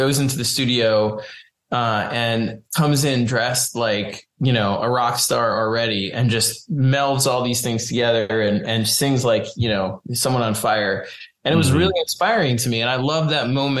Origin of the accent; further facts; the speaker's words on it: New York City, New York, United States; I grew up in New York City